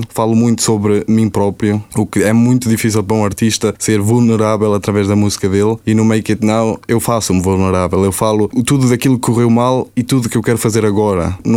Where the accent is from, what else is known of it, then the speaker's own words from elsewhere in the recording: Portugal; also born or lived in Germany; Exatamente. Depois habitei em Portugal e depois vim para aqui.